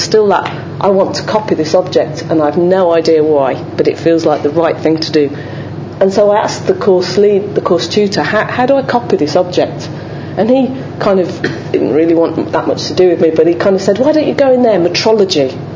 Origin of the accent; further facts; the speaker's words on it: Dudley, West Midlands, United Kingdom; I'm from Dudley, and my dad was part of that kind of chemical industry of manufacturing